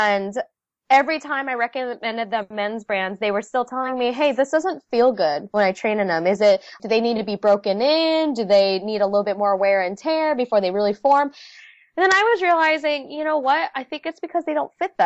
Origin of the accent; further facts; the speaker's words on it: United States; first language Vietnamese; English is a second language; I was born in the States, but I spoke only Vietnamese growing up.